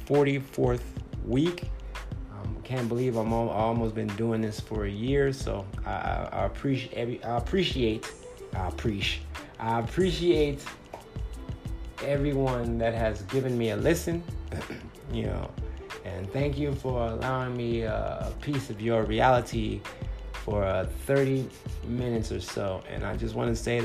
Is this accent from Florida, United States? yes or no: no; Compton, California, United States; also born or lived in Los Angeles, California; now in Phoenix, United States; I'm a 9-year comedian in the Phoenix, Arizona area, and I'm originally from Compton, California